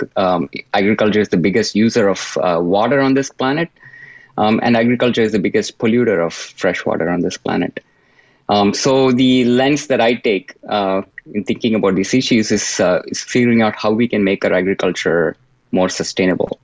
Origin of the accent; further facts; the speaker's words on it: India; moved away; I grew up in India